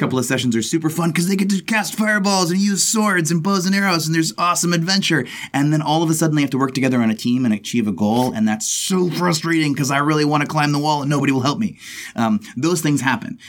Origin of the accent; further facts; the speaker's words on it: Texas, United States; I'm from Texas